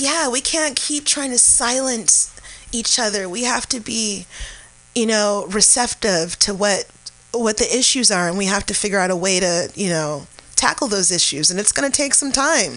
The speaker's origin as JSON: {"language": "English", "town": "San Francisco", "region": "California", "country": "United States", "tie": "born or raised there", "said": "I'm from the Bayview District, which most people consider the outskirts of San Francisco"}